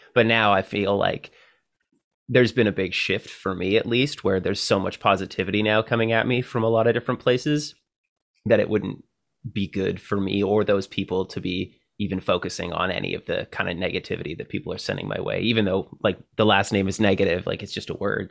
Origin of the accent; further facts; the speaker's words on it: Canada; as a Canadian